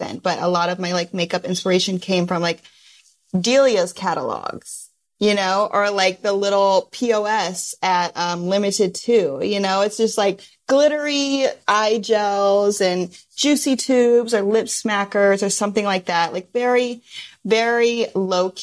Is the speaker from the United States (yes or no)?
yes; Midwest, United States; now in Los Angeles, United States; Growing up in the Midwest